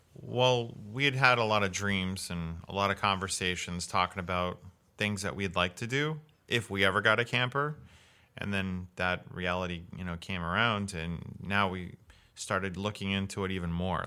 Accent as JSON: {"language": "English", "region": "Missouri", "country": "United States", "also_born_or_lived": "Florida", "moved": "yes", "lives_now": "Washington State, United States", "said": "I'm from Missouri"}